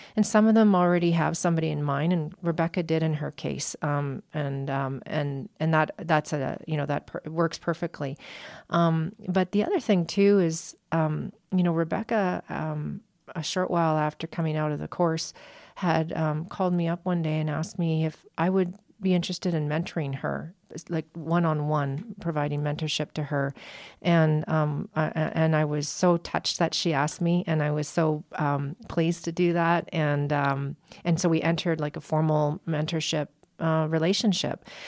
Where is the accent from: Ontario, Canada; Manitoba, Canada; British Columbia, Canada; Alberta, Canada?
Alberta, Canada; now in United States; as a Canadian and an Albertan, uh, p, former Albertan.